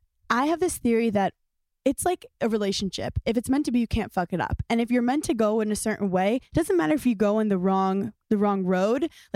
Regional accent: New York City, New York, United States; also born or lived in The Bronx, New York; Born in the Bronx and I lived there for a year. And then the rest of my life, I was in Park Slope, Brooklyn.

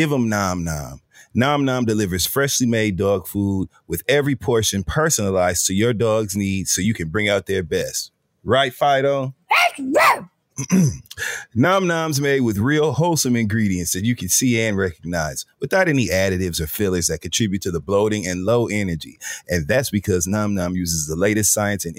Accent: Michigan, United States; moved away; I grew up in Michigan

